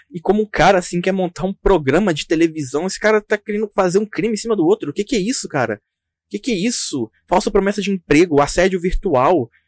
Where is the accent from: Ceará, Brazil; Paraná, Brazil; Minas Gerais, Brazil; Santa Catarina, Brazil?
Minas Gerais, Brazil; Caratinga; Eu sou aqui do, de Minas também, Caratinga.